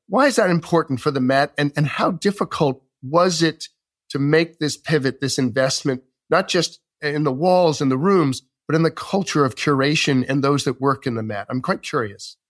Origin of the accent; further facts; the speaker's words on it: New York, United States; as a New Yorker